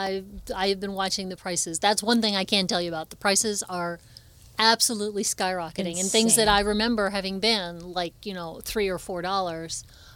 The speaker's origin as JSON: {"language": "English", "region": "New York", "country": "United States", "tie": "born or raised there", "moved": "yes", "lives_now": "Toledo, United States", "said": "I grew up in New York."}